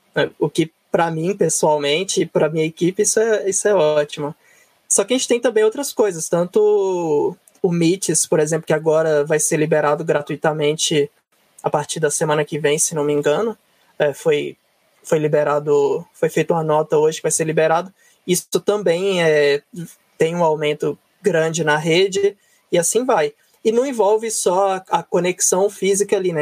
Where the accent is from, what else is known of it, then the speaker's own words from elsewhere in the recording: northern Minas Gerais, Brazil; moved away as an adult; also born or lived in South of Brazil; now in São Paulo, Brazil; eu sou do norte de Minas, quando fui fazer faculdade, eu acabei indo fazer faculdade no Sul